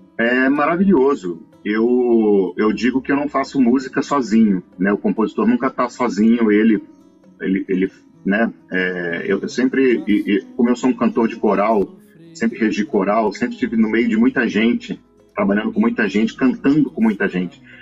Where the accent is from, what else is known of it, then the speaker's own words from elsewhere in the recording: Cuiabá, Mato Grosso, Brazil; moved away as an adult; now in Rio de Janeiro, Brazil; a minha cidade